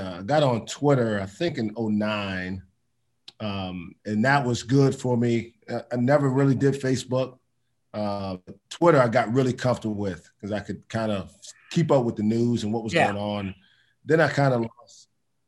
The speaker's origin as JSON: {"language": "English", "town": "New York City", "region": "New York", "country": "United States", "tie": "born or raised there", "also_born_or_lived": "South Carolina", "moved": "as an adult", "said": "I'm from Brooklyn."}